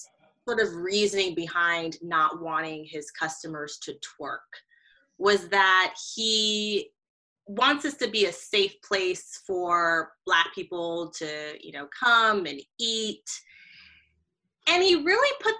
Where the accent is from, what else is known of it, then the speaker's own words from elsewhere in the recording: Atlanta, Georgia, United States; I'm from Atlanta